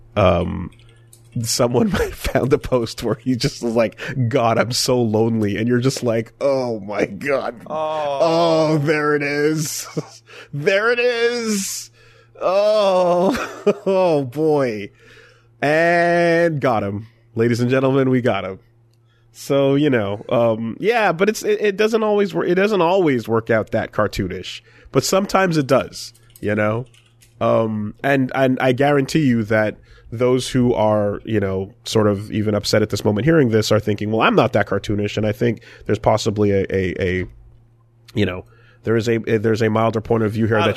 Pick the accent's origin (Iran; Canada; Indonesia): Canada; Maybe it's being Canadian.